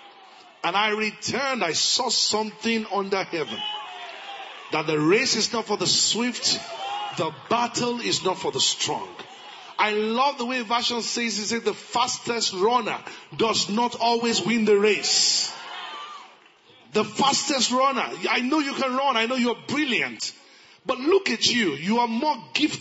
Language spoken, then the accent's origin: English; Ilorin, Kwara, Nigeria; I grew up in Ilorin